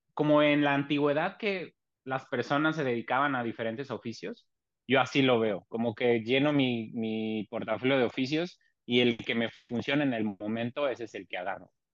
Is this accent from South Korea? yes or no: no; Mexico City, Mexico; moved away as an adult; now in Tijuana, Mexico; soy originario de la Ciudad de México, actualmente migrante y viviendo en Tijuana desde hace 23 años